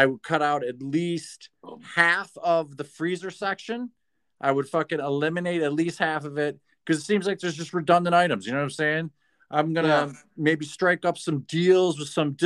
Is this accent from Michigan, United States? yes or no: yes; Michigan, United States; I'm from Michigan